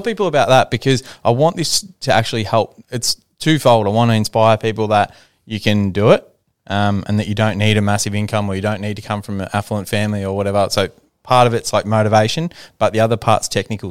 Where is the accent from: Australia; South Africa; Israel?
Australia; Ballarat, Victoria; my group of friends that I grew up with in Ballarat